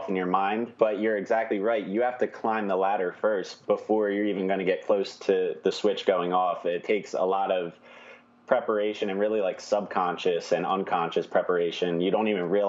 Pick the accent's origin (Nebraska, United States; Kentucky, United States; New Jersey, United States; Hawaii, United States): New Jersey, United States; now in Philadelphia, United States; I'm from South Jersey, so right outside the city of Philly